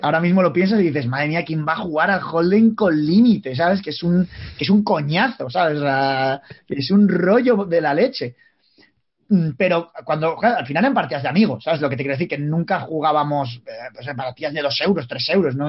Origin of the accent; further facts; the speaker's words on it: Palencia, Castile and León, Spain; somos de Palencia